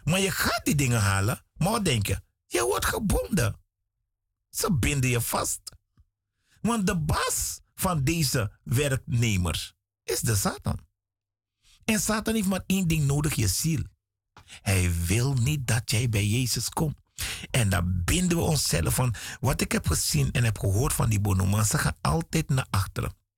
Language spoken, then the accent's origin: Dutch; Suriname; Ik ben een Surinamer